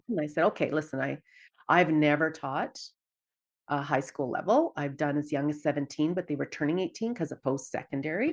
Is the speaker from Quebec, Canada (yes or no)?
no; Dawson Creek, British Columbia, Canada; moved away as an adult; now in Edmonton, Canada; growing up in Dawson Creek, B C